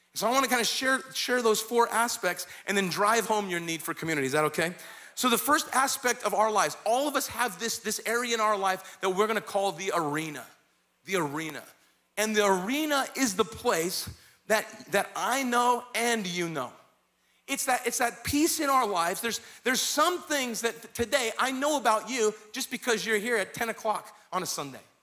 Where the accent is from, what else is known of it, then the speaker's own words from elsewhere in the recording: Kingman, Arizona, United States; moved away; I was raised in Kingman, Arizona